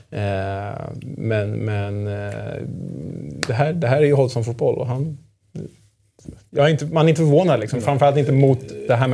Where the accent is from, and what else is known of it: outside Stockholm, Stockholm County, Sweden; born or raised there; also born or lived in Germany